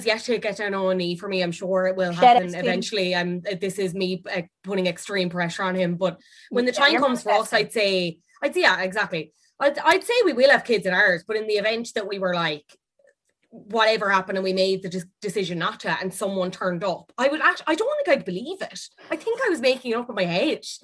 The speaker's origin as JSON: {"language": "English", "country": "Ireland"}